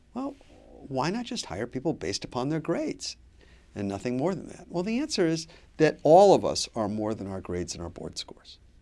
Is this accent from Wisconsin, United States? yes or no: no; Pontiac, Michigan, United States; moved away as an adult; now in Boston, United States; I grew up in Pontiac, Michigan, which is now the poorest city in the state of Michigan